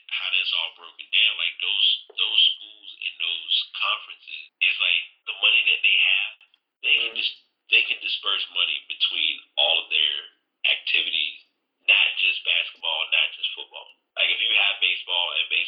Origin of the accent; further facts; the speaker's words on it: Richmond, United States; I'm from Richmond